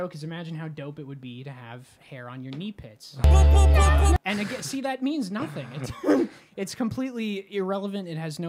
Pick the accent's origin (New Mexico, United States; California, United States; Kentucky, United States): New Mexico, United States; Las Cruces; moved away as an adult; Las Cruces, my hometown